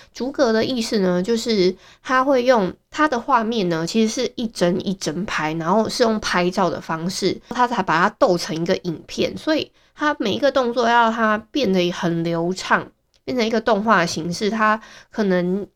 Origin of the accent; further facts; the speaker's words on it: Hualien County, Taiwan; 像我们花莲人很多都是用爱情国小